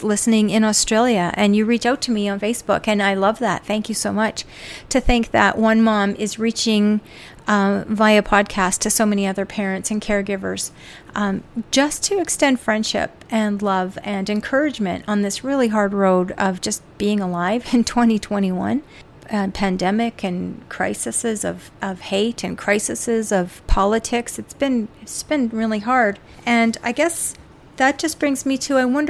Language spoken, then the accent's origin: English; Canada; as a Canadian myself